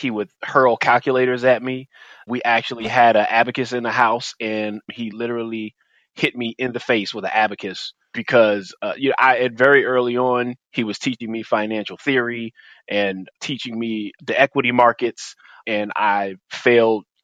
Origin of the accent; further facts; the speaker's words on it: Washington, District of Columbia, United States; I am born and raised in D.C., though many cannot tell by my accent